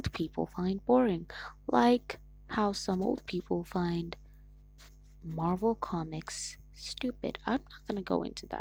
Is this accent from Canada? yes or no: no; Nigeria; I'm Nigerian. That's right, babies. I'm Nigerian.